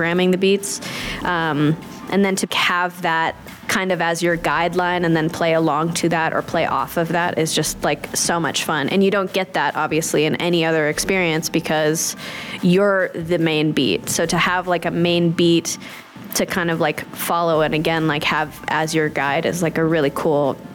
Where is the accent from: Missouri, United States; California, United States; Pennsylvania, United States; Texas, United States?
California, United States; Los Angeles; I play drums and I'm from Los Angeles, California